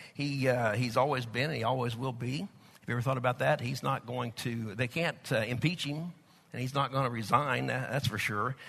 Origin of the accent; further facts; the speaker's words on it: United States; accent: Okie Texas; also born or lived in Oklahoma / Texas; my Okie Texas accent or Texas Okie accent